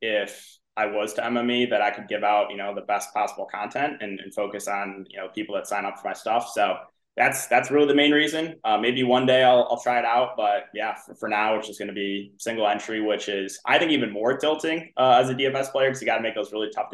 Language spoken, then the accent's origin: English; Bloomfield Hills, Michigan, United States; moved away as an adult; now in Chicago, United States; I'm originally from Michigan. That's where I grew up